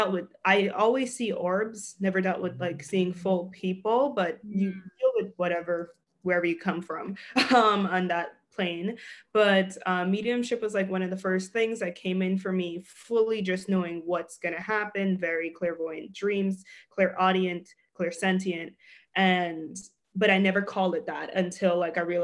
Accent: New York City, New York, United States; moved away as an adult; also born or lived in Los Angeles; I'm from Brooklyn, New York.

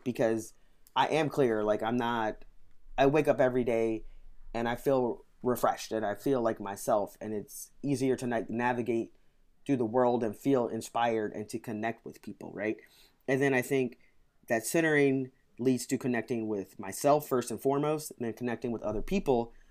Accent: St. Louis, Missouri, United States; moved away as an adult; now in Washington, D.C., United States; I grew up in Saint Louis

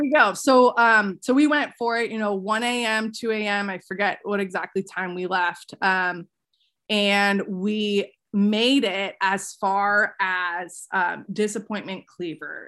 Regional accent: Seattle area, Washington, United States; born or raised there

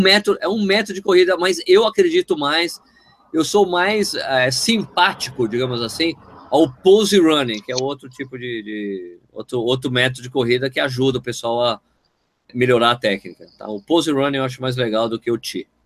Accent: Brazil

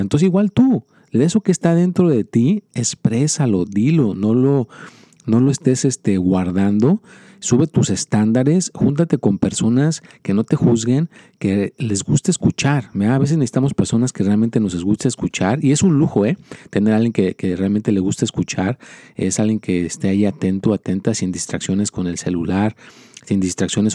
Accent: Mexico; moved away; yo soy mexicano

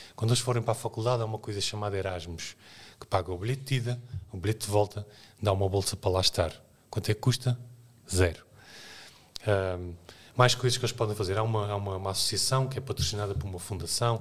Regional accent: Azores, Portugal; moved away; nasci nos Açores, que é uma realidade que não é no interior, é numa ilha

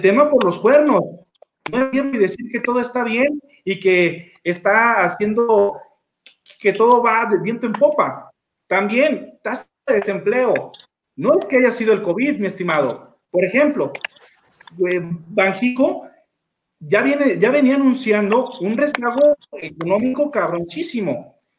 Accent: Mexico

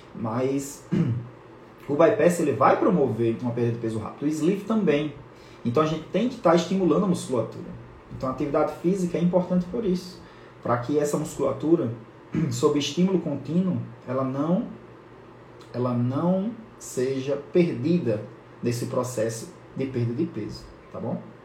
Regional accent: lives in Natal, Northeast Region, Brazil; eu moro em Natal, sou nordestino, então a gente usa essa palavra emenda

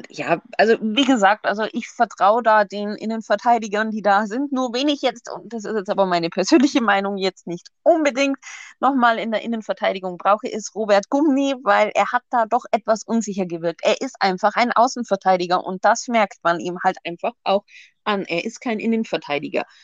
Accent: Augsburg, Bavaria, Germany; weil ich glaube, ähm, als Augsburger muss man Erbe Leipzig nicht mögen.

